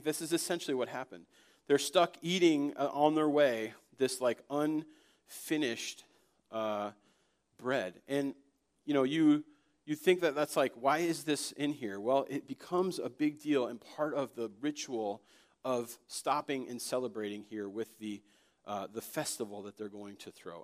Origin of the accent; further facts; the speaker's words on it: Connecticut, United States; also born or lived in Florida; when I was five, we moved from Florida to Connecticut